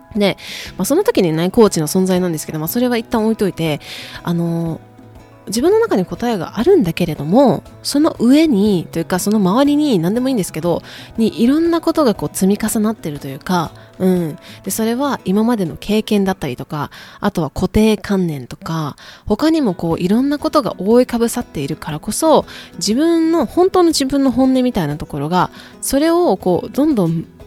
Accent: Kyoto, Japan; accent: Kansai dialect; moved away as an adult; now in United States; 私あの京都出身なんですけど、あの関西、 普段は関西弁なんですけどね

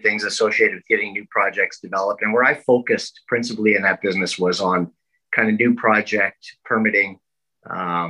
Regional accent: Manitoba, Canada; moved away as an adult; also born or lived in Vancouver, British Columbia; I was raised in Manitoba. In fact, in a small farming community in rural Manitoba.

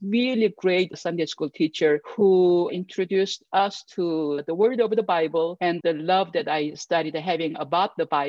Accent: South Korea; English is a second language; moved away as an adult; now in Denver, United States; I grew up in Korea, and I was born into a military family.

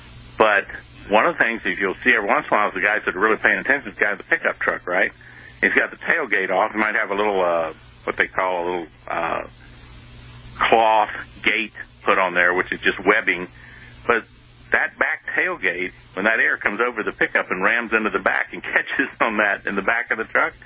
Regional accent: United States

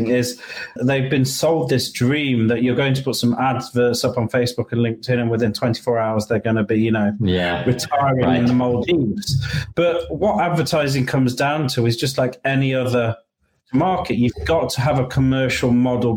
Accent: United Kingdom; moved away as an adult; also born or lived in London / Colombia; now in Florida, United States; I'm British, so I do have clients in the UK

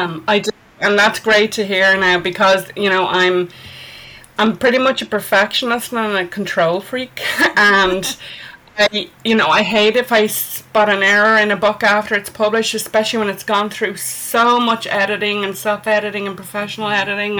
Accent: Ireland; I'm an Irish author.

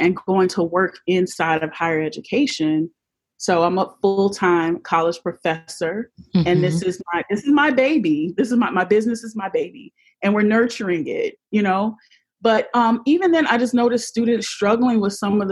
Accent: Jacksonville, Florida, United States; my hometown of Jacksonville, Florida.

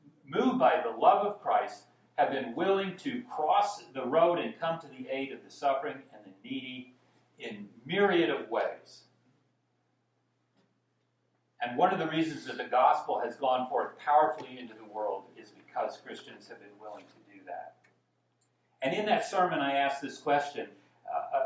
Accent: Dallas, Texas, United States; I grew up in Dallas, Texas, born in the 1950s

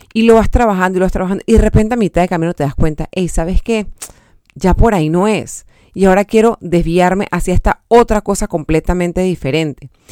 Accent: Panama; aportar algo a mi país, al diseño de mi país, a un evento tan importante como el Panama Fashion Week

